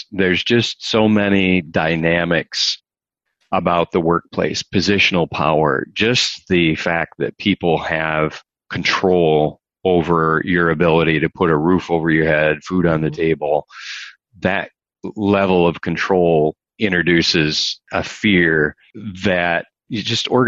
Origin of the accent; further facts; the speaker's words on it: Michigan, United States; you and I come from Michigan, huge auto country